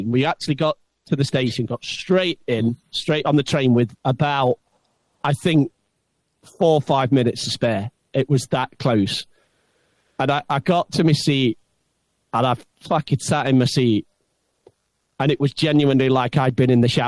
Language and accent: English; England, United Kingdom; we're so English, aren't we, mate?